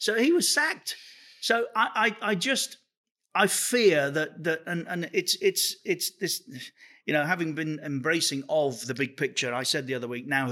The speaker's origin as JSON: {"language": "English", "region": "England", "country": "United Kingdom", "said": "as an Englishman"}